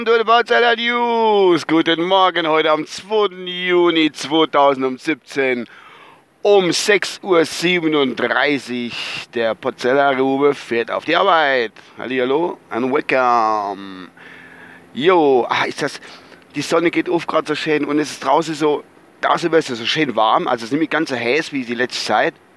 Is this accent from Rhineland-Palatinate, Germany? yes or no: yes; Rhineland-Palatinate, Germany; bei uns so in der Palz